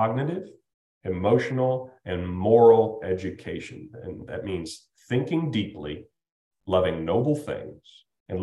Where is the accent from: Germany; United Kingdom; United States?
United States; Toledo, Ohio; moved away; Where I come from, where I was raised in Toledo, Ohio